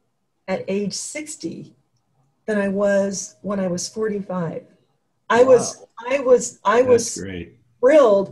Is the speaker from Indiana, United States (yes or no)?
no; Oregon, United States; I'm from Oregon